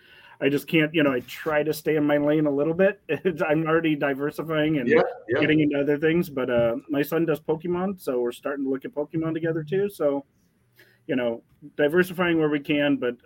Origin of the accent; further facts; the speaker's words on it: St. Louis, Missouri, United States; I'm from St. Louis